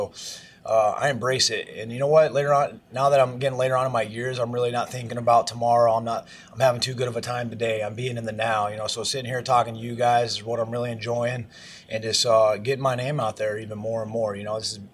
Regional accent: Iowa, United States; moved away; I'm from Iowa originally

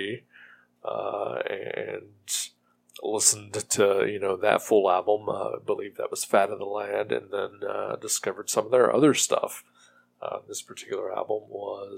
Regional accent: Ohio, United States; my home state of Ohio

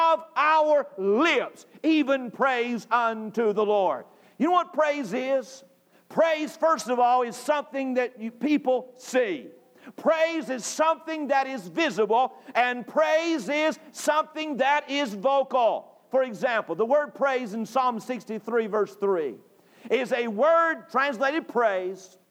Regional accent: North Carolina, United States; moved away; I grew up in North Carolina

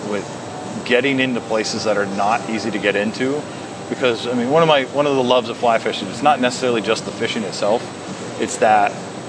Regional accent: McKenzie River, Oregon, United States; I grew up on the Mackenzie River, basically.

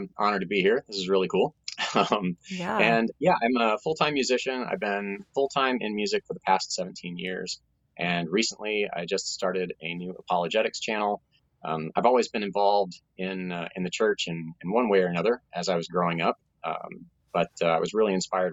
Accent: Tulsa, Oklahoma, United States; I grew up in Tulsa, Oklahoma, which is, you know, referred to as the buckle of the Bible Belt

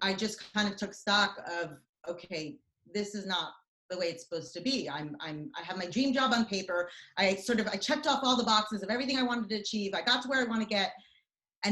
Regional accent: United States; also born or lived in Israel / New York; I lived in the States from the age of 5 to 13

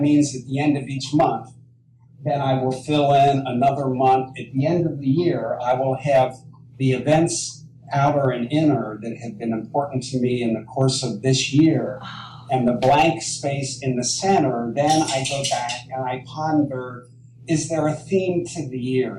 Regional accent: Cincinnati, Ohio, United States; where I grew up in Cincinnati, Ohio

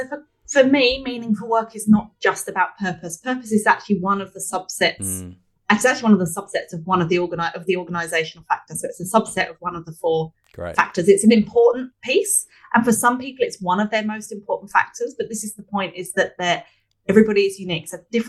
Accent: London, United Kingdom; I'm from London originally, obviously we said earlier, so I use the analogy of flying from Sydney to London.

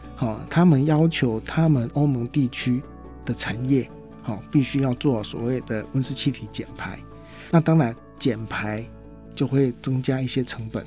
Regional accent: Taiwan; 台湾是一个小岛，我们是来自于国际贸易

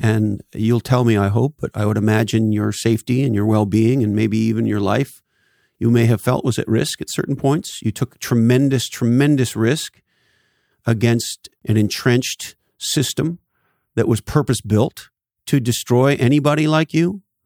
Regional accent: Canada; I grew up in Canada

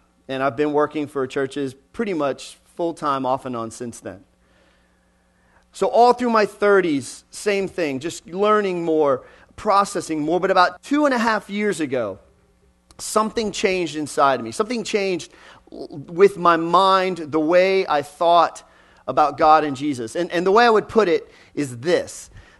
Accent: Texas, United States; also born or lived in Pennsylvania; When we moved to Texas, I was born in Western Pennsylvania, but when we moved to Texas, where I spent 20 years of my life, we were fifth pew back, right side of the aisle.

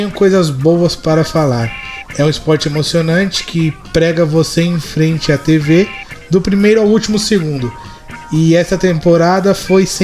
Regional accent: Arujá, São Paulo, Brazil; sou de Arujá.

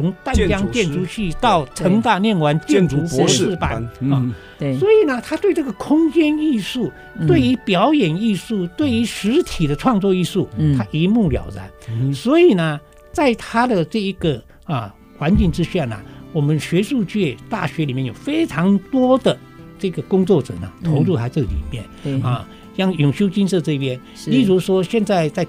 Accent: Hsinchu, Hsinchu County, Taiwan; 我新竹人不知道的，

